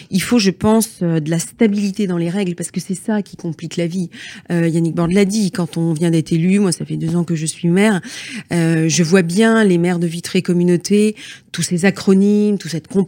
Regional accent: Brittany, France; chez nous en Bretagne

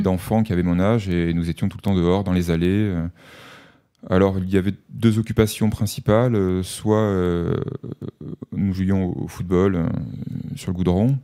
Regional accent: Avignon, Provence-Alpes-Côte d'Azur, France; je suis né à Avignon, j'ai passé les deux premières années de ma vie, je ne m'en souviens pas, mais je le sais, on me l'a raconté, dans un HLM du centre-ville. Et ensuite mes parents ont acheté une maison dans un lotissement en banlieue avignonnaise

